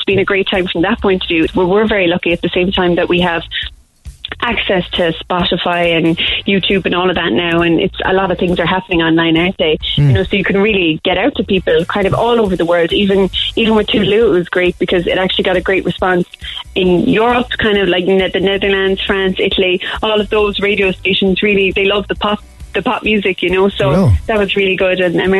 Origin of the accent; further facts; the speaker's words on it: Cork, Munster, Ireland; From Montanati.